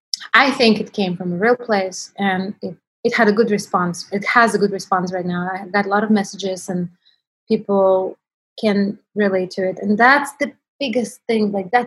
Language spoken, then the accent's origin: English; Russia; English is a second language; It went crazy, even like in Russian newspaper in my hometown, wrote about it.